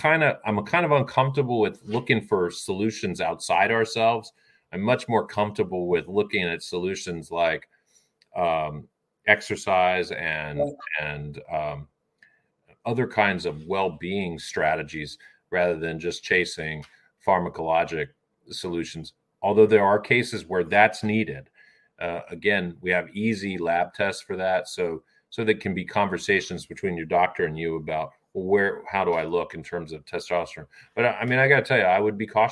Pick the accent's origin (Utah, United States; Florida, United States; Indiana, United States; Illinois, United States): Florida, United States; Orlando; I grew up in Orlando, Florida